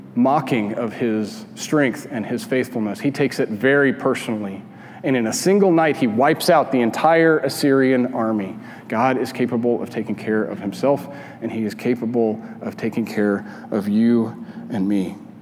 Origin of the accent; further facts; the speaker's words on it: Albuquerque, New Mexico, United States; moved away; I grew up in Albuquerque, and out my kitchen window, you could see the Sandia Mountains.